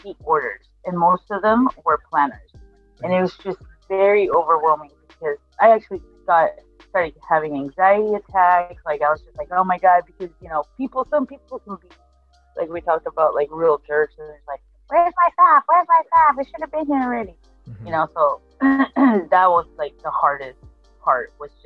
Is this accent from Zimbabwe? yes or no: no; Argentina; moved away; I'm from Argentina